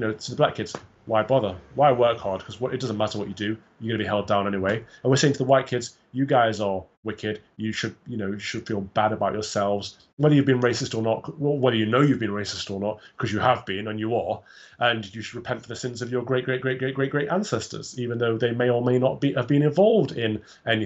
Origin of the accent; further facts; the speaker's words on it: England, United Kingdom; I was born here. I've got one black parent, one white parent, but I would say I'm entirely 100% British, 100% English